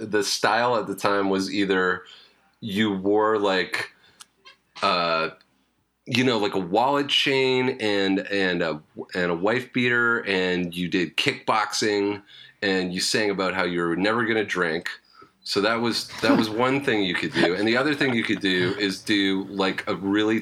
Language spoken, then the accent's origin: English; Canada; I'm Canadian